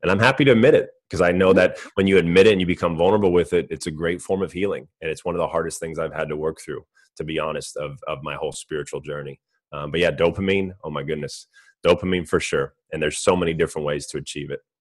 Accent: Orange County, California, United States; I grew up in California, Orange County

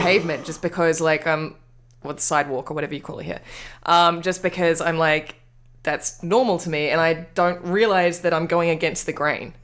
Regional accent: Wellington, New Zealand; moved away; I'm from Wellington

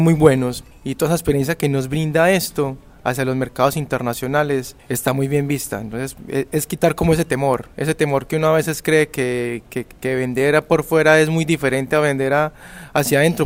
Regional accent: Colombia; como colombianos

